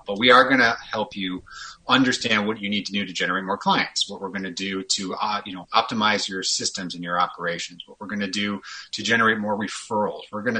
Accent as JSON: {"language": "English", "town": "Chicago", "region": "Illinois", "country": "United States", "tie": "born or raised there", "also_born_or_lived": "Kansas / California", "moved": "as an adult", "lives_now": "Minneapolis, United States", "said": "I'm born and raised a Chicagoan, lived in Chicago for a little over 30 years"}